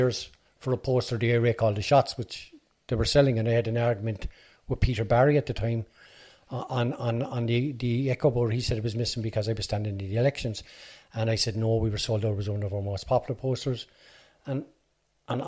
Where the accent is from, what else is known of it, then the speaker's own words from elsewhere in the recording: Cork, Munster, Ireland; also born or lived in Fairhill, Cork; I'm originally from Ballyfeeham, but I'm living in Fairhill Drive now.